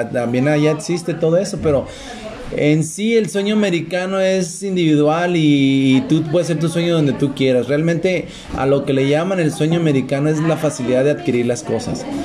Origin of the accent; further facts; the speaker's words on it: Mexico; now in United States; Pues es que yo soy mexicano.